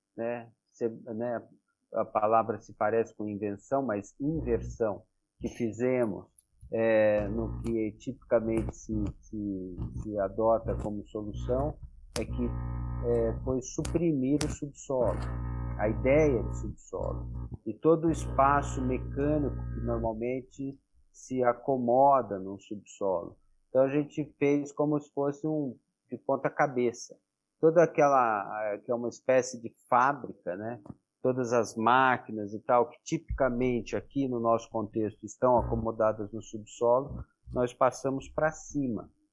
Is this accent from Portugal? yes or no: no; Brazil; como brasileiro